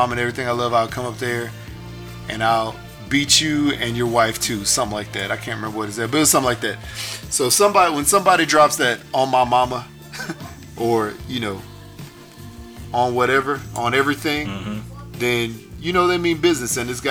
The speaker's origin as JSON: {"language": "English", "town": "Houston", "region": "Texas", "country": "United States", "tie": "born or raised there", "said": "I grew up in Houston, yes."}